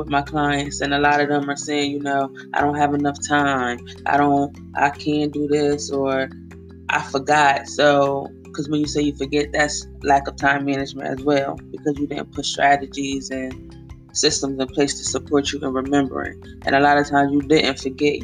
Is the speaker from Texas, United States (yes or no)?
no; Wilmington, Delaware, United States; I am from Wilmington, Delaware, born and raised